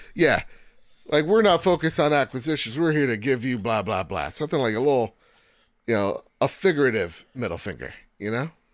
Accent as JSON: {"language": "English", "country": "United States", "said": "I'm from the United States of America, where we got freedoms, democracy, and bureaucracy here"}